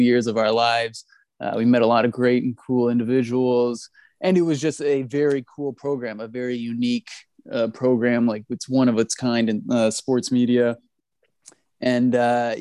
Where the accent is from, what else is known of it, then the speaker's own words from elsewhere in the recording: Toronto, Ontario, Canada; born and raised in Toronto